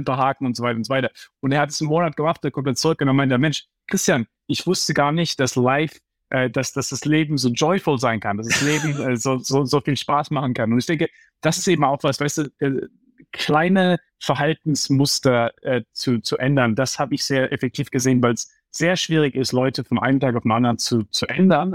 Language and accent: German; Heidelberg, Baden-Württemberg, Germany; now in New York, United States; ich bin aufgewachsen im Umfeld, ja, du, du weißt, äh, ich komme aus Heidelberg